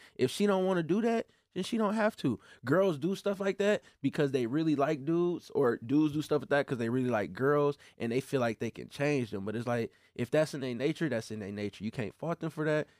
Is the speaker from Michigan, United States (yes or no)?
yes; Flint, Michigan, United States; I grew up in Flint